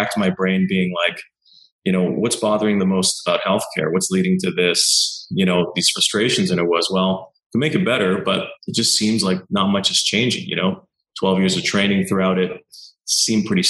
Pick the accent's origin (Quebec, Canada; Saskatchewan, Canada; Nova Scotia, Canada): Quebec, Canada; Montreal; moved away as an adult; also born or lived in California / British Columbia; now in Vancouver, Canada; I grew up in Montreal